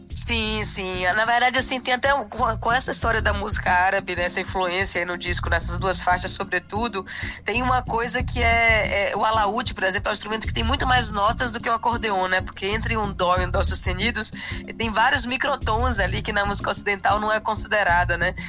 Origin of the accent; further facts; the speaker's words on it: Salvador, Bahia, Brazil; eu sou de Salvador, eu sou da Bahia e … é meu conterrâneo